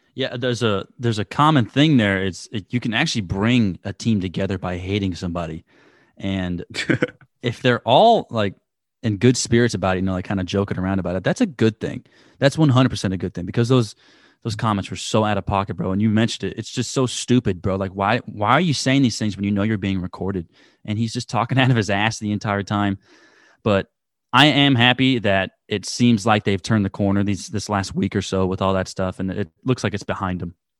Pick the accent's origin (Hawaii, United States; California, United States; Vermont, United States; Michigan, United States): California, United States; Pleasanton; where my hometown is in Pleasanton